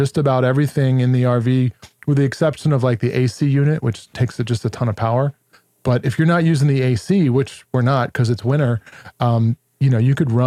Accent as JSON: {"language": "English", "region": "New York", "country": "United States", "said": "I'm also Italian from New York"}